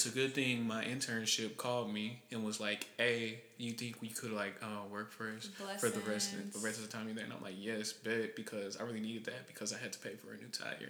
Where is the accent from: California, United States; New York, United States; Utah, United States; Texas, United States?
Texas, United States; Houston; So, I was born and raised like near Gulf Gate.